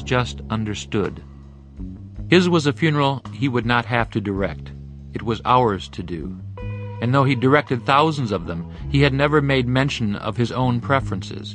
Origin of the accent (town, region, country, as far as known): Michigan, United States